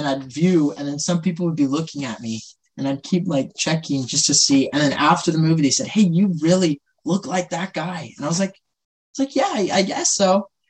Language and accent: English; Central Valley of California, United States; I am born and raised Central Valley of California.